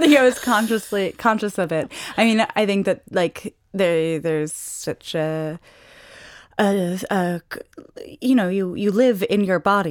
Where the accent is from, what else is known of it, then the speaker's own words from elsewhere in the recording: New York City, New York, United States; moved away as an adult; also born or lived in Paris; I have a French mother, but I grew up in New York City.